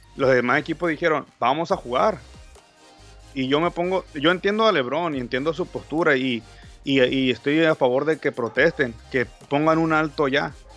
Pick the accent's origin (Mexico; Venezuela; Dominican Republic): Mexico; Yo soy mexicano